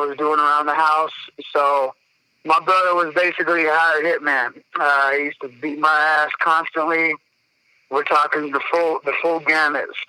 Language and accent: English; Denver, Colorado, United States; also born or lived in Missouri; I grew up in South Denver, watching my parents fight